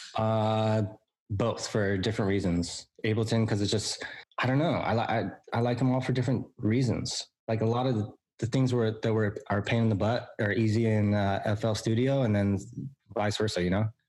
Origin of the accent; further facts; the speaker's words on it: San Diego, California, United States; I was born and raised in San Diego, California. I haven't ever moved